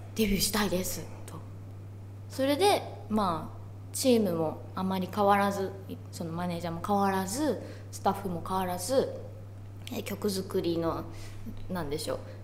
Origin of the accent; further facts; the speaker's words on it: Kurume, Fukuoka, Japan; moved away; also born or lived in Kansai; 自分の地元の福岡とか久留米